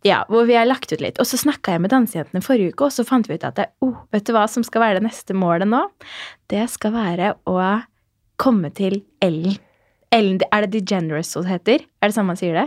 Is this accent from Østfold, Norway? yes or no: yes; Fredrikstad, Østfold, Norway; moved away; Jeg var hjemme i Fredrikstad